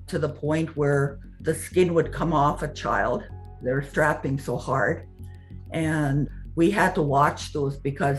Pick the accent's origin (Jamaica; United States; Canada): Canada; I'm from the Kawasis First Nation, which is a Cree and Ojibwe tribes. We're mixed blood there.